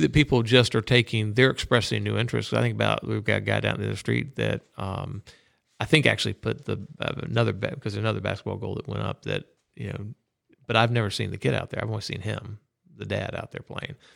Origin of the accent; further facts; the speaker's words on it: Orlando, Florida, United States; moved away; also born or lived in Texas; growing up in Orlando. I knew all the back roads.